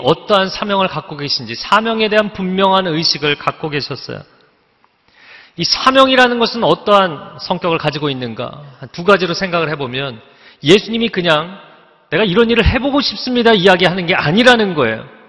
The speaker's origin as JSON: {"language": "Korean", "region": "Seoul", "country": "South Korea", "tie": "born or raised there", "said": "제가 어린 시절에 잠실에 살았는데"}